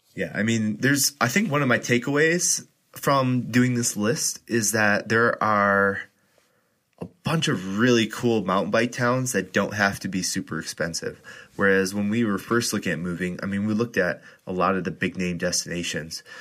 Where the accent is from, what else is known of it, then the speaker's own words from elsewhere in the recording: Wisconsin, United States; now in Colorado, United States; my home state of Wisconsin